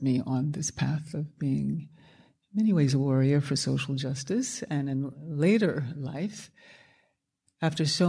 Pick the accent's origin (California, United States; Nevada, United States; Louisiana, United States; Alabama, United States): Alabama, United States; Birmingham; having been born in Birmingham, Alabama, which we called Bombingham, Alabama